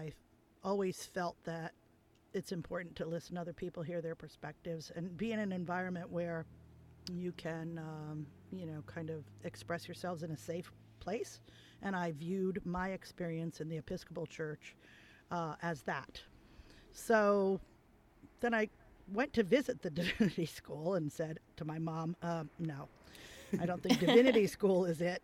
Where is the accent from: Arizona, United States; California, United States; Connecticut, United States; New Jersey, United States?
Connecticut, United States; New Haven; I grew up in New Haven.